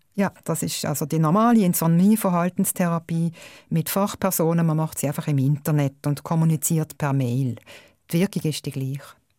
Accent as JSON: {"language": "German", "country": "Switzerland", "said": "bei uns in der Schweiz"}